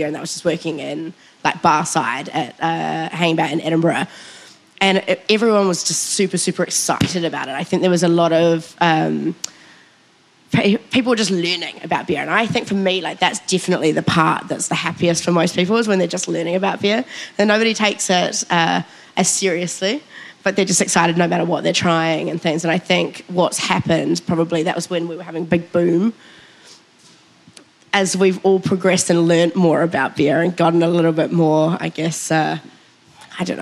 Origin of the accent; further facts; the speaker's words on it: New Zealand; I can't believe as a Kiwi